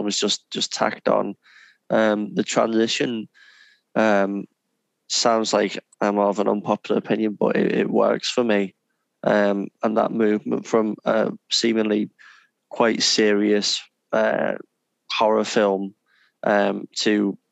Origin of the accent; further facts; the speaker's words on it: England, United Kingdom; three English gentlemen